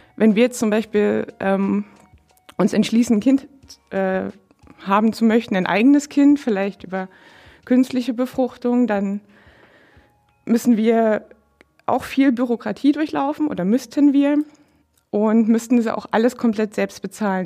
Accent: Dresden, Saxony, Germany; now in Brandenburg, Germany; ich komme ursprünglich aus Dresden, aus einer ähm, nicht konfessionell gebundenen Arbeiterfamilie

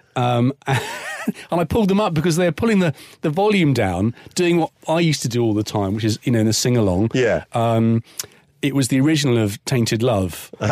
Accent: Cornwall, South West England, United Kingdom; born or raised there; moved away as an adult; also born or lived in Kingston upon Thames, London

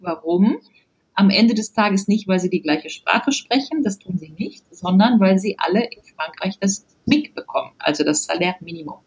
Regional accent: Rhineland, Germany; ich komme aus dem Rheinland

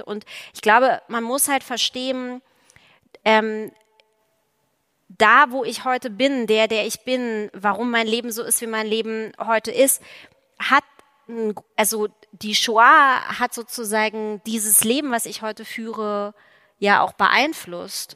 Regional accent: East Germany, Germany; in der DDR aufgewachsen zu sein

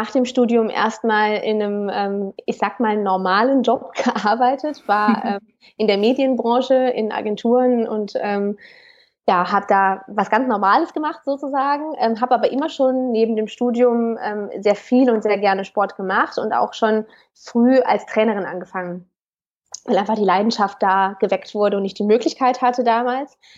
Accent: Cologne, North Rhine-Westphalia, Germany; ich komme aus Köln.

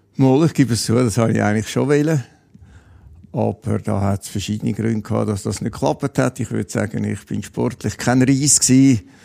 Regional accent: Kloten, Zurich, Switzerland; in meiner Wohnstadt oder in meiner Heimatstadt Kloten

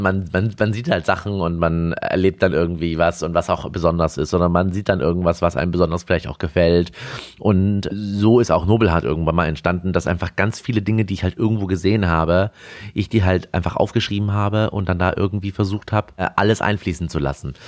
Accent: Erlangen, Bavaria, Germany; also born or lived in Mittweida, Saxony; now in Berlin, Germany; in Erlangen oder in Erlangen-Dexendorf bei, bei Nürnberg die Seberstuben übernommen. Und so bin ich eigentlich im Restaurant groß geworden

